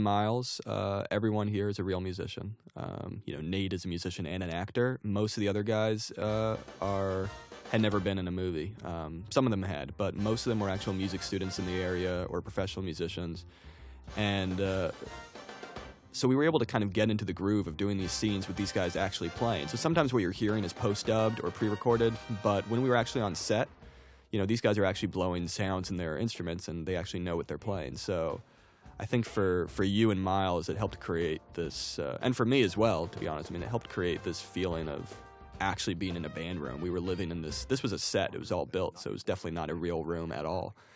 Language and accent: English; New Jersey, United States; I grew up in New Jersey